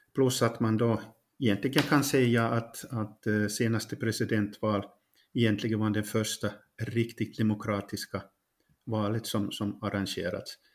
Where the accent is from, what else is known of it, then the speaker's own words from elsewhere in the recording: Pedersöre, Ostrobothnia, Finland; moved away as an adult; now in Ukraine; Jag är barnfödd i Poromo. Eh, idag så heter den kommun Pedersöre, det är i Österbotten.